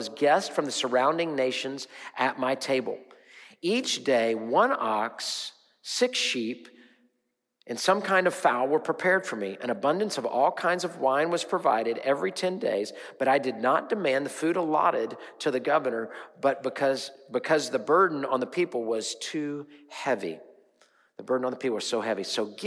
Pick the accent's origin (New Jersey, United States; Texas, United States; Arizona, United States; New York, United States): Texas, United States; Houston; I'm from Houston